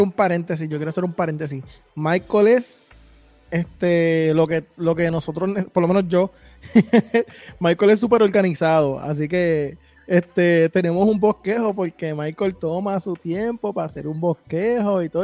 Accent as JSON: {"language": "Spanish", "country": "Puerto Rico", "said": "nosotros que somos de Puerto Rico"}